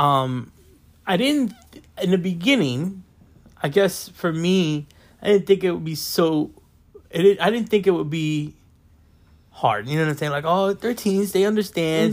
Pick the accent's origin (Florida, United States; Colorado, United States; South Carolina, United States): Florida, United States; West Palm Beach; born and raised in West Palm Beach, Florida